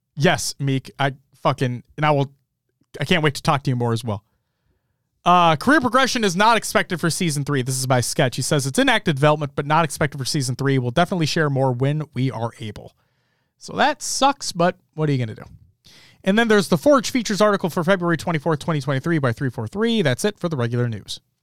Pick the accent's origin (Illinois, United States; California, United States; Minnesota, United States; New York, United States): Minnesota, United States; I'm from Minnesota.